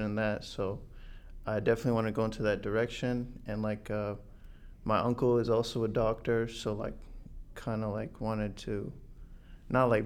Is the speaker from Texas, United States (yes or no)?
no; Medford, Massachusetts, United States; also born or lived in Roslindale, Boston, Massachusetts; I grew up in Roslindale